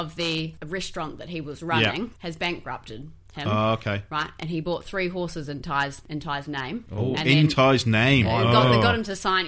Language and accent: English; Ashburton, Canterbury, New Zealand; I grew up in Ashburton, New Zealand